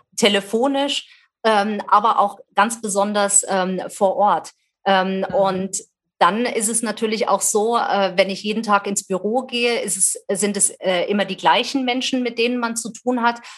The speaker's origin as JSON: {"language": "German", "town": "Wetzlar", "region": "Hesse", "country": "Germany", "tie": "born or raised there", "said": "Ich lebe wieder in meiner Geburtsstadt ähm, Wetzlar in Mittelhessen"}